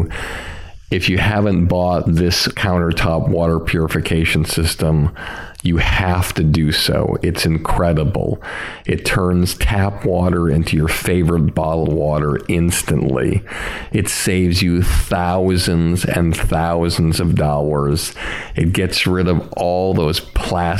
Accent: Longmeadow, Massachusetts, United States; I grew up in Long Meadow.

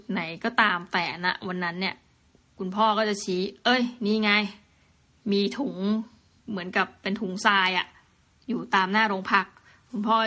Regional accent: Thailand

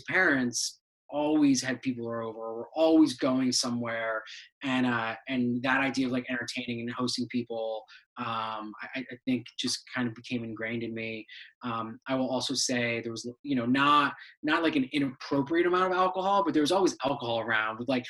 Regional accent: Cheshire, Connecticut, United States; also born or lived in Brussels, Belgium / Syracuse, New York; we moved to Cheshire, Connecticut, where I lived basically my entire childhood till I went to college

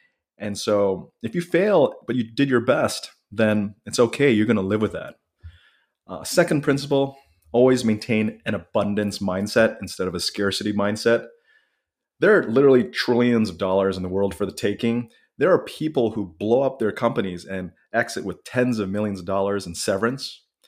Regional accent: Japan; But I grew up in Japan for several years. I've always liked the culture, the people, the respect, the food.

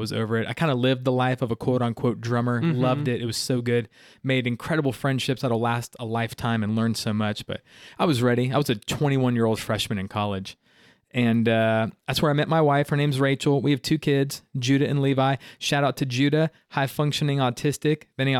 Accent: Miami, Florida, United States; born there; I was born in Miami, Florida, in good old 1985.

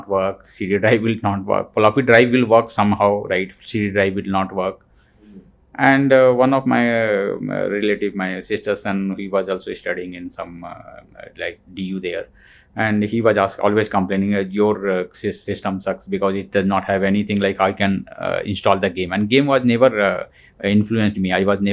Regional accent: Dhanbad, Jharkhand, India; moved away as an adult; also born or lived in Delhi; I'm from Jharkhand, mm-hmm. A small town, Dhanbad. Dhanbad. Right, I am. I have grown there, done my schooling, college there. And later I moved to Delhi

